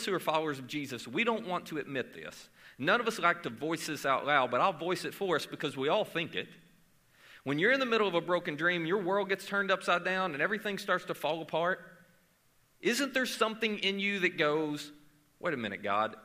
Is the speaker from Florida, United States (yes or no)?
no; Murray, Kentucky, United States; I am from Murray, Kentucky